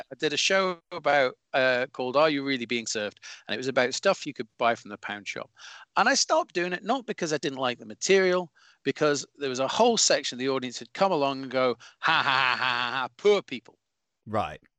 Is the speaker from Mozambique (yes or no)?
no; Scotland, United Kingdom; but it does it does irk with me when I see other Scotsmen or Scottish comedians uh, come on and go, well, as a Scottish person